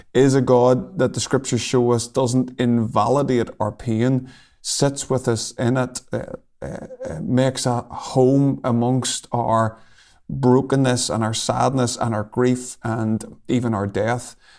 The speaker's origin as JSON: {"language": "English", "town": "Lurgan", "region": "Northern Ireland", "country": "United Kingdom", "said": "I come from a place called Lurgan, which is, uh, about half an hour from Belfast"}